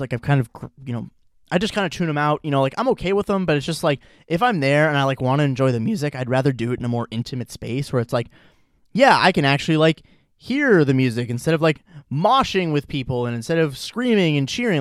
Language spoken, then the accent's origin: English; Chagrin Falls, Ohio, United States; I'm back in Chagrin, Cleveland, Chagrin Falls, my hometown